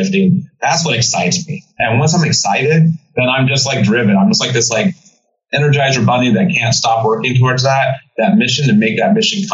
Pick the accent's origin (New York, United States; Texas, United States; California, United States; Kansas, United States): California, United States; San Diego; now in East Coast, United States; growing up in San Diego